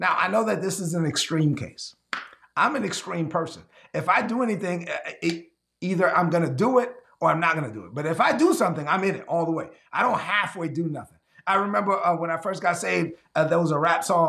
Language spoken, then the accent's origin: English; New York City, New York, United States; since I was raised in Brooklyn, East New York, Brooklyn